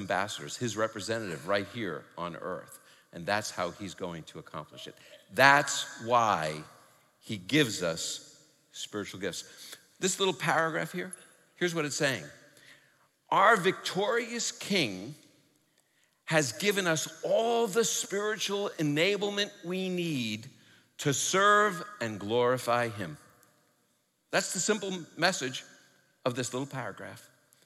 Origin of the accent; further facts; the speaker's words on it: New York City, New York, United States; I'm from New York City